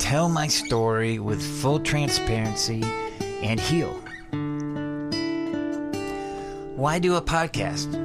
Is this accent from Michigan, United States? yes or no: yes; Adrian, Michigan, United States; now in Austin, United States; My hometown is Adrian, Michigan